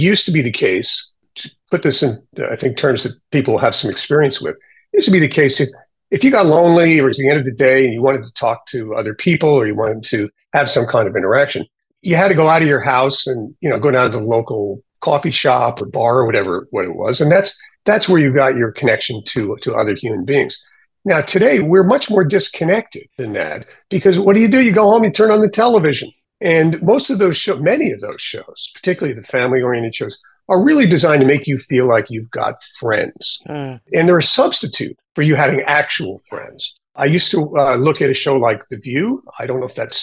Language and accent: English; New York, United States; I grew up in New York